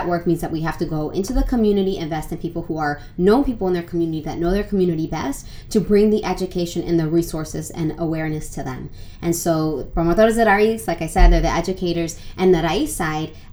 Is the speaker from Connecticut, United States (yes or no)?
no; Phoenix, Arizona, United States; also born or lived in New Jersey; I grew up most of my life in Arizona. So I grew up in Phoenix